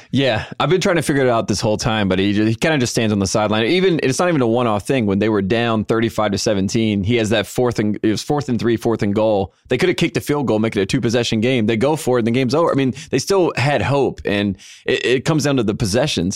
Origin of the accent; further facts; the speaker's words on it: North Carolina, United States; now in Los Angeles, United States; I'm from North Carolina